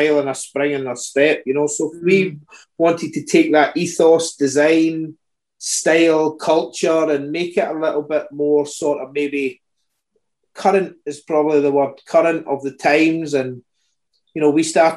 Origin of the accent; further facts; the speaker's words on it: Glasgow, Scotland, United Kingdom; moved away as an adult; now in Isle of Harris, United Kingdom; I was born just outside Glasgow, so I lived in Glasgow for most of my childhood and grew up in Glasgow